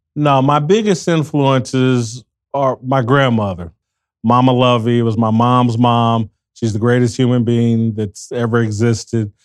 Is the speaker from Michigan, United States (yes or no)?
no; Indianapolis, Indiana, United States; I'm from Indianapolis, Indiana